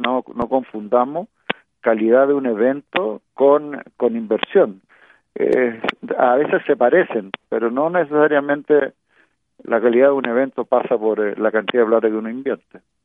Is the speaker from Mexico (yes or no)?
no; Chile